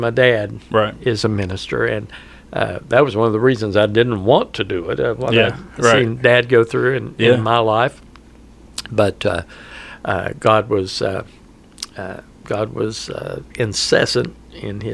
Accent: Huntington, West Virginia, United States; I grew up in Huntington

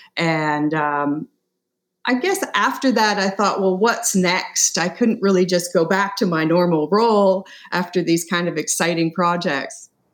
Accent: Canada; I'm from Canada

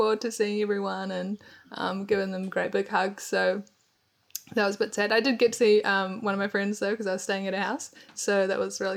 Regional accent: Christchurch, Canterbury, New Zealand; moved away as an adult; now in Hamilton, New Zealand; I'm from Christchurch, New Zealand, but I've been living in Hamilton about 3 years

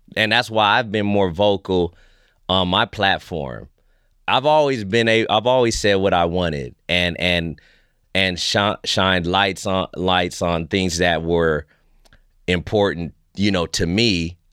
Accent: Fresno, California, United States; moved away as an adult; now in Vancouver, Canada; I'm American made.

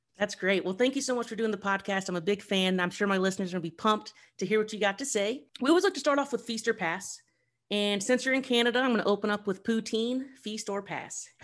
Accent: Columbus, Ohio, United States; moved away; also born or lived in New York; I'm from Columbus, Ohio

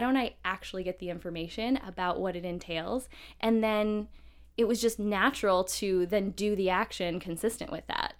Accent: Midwest, United States; I grew up in the Midwest

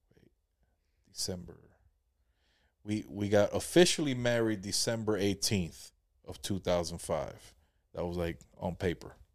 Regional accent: Jacksonville, Florida, United States; also born or lived in Palm Coast, Florida; my wife, you know, we're from Jacksonville

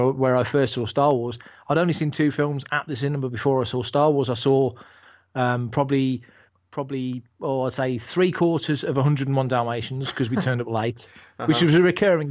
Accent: Burntwood, West Midlands, United Kingdom; also born or lived in Edgbaston, Birmingham; I was born in Edgbaston near Birmingham in the Midlands, which is the UK's second city, and grew up as a kid in a place called Burntwood, which is where I live now

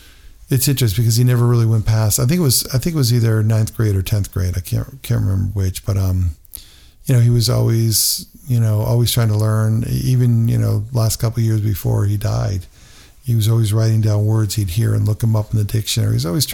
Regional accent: Connecticut, United States; because growing up in Connecticut, it could be pretty cold.

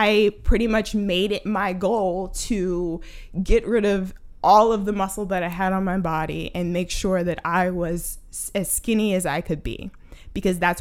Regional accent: Baltimore, Maryland, United States; I'm from Baltimore, Maryland

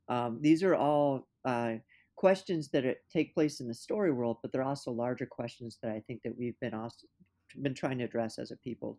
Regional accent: California, United States; now in Minnesota, United States; You know, I'm not from Minnesota originally. I come from Southern California, and I didn't know anything about the Dakota conflict until I was in my late 20s.

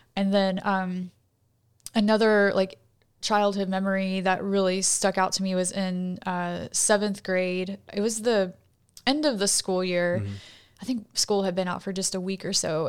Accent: College Station, Texas, United States; moved away as an adult; I grew up in College Station, Texas, uh, which is home of Texas A&M University.

